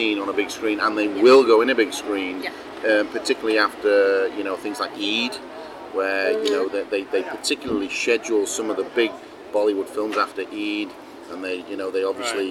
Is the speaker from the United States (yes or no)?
no; Warrington, North West England, United Kingdom; born or raised there